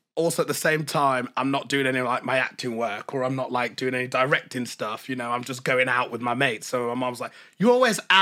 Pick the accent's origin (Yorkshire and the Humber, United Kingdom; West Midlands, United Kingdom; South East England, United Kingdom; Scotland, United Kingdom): West Midlands, United Kingdom; Birmingham; growing up in Birmingham